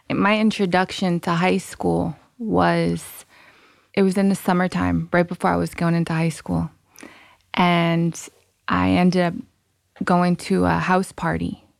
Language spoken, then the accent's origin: English; Rhode Island, United States; also born or lived in Massachusetts; Rhode Island. Born in Massachusetts.